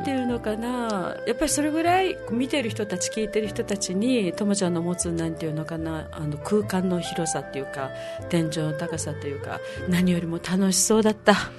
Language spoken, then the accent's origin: Japanese; Okinawa, Japan; moved away; also born or lived in France; 生まれ育ったところ